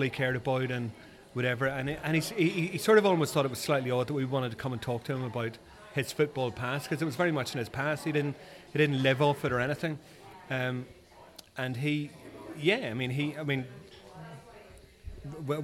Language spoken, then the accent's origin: English; Belfast, Northern Ireland, United Kingdom; moved away as an adult; now in London, United Kingdom; I'm originally from Belfast. So I've lived in London for the last, 30 years